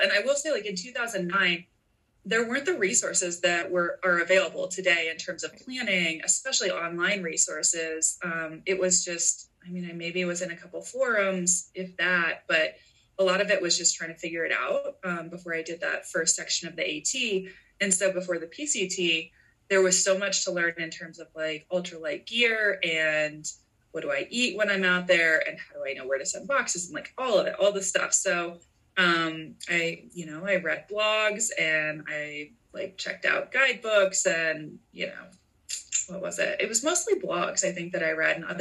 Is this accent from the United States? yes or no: yes; Midwest, United States; growing up in the Midwest